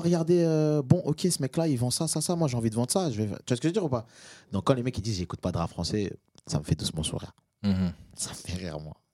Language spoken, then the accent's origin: French; Valence, Auvergne-Rhône-Alpes, France; also born or lived in Moroni, Comoros; Même si je suis né à Valence, ah que j'ai grandi à Valence, j'habite à Valence, j'ai aussi habité à, à, Moroni.